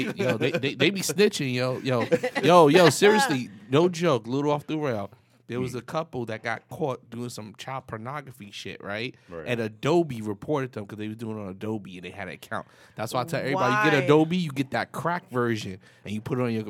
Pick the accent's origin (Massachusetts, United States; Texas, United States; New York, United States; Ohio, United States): New York, United States; I'm a New Yorker, man. I'm born and raised, yo.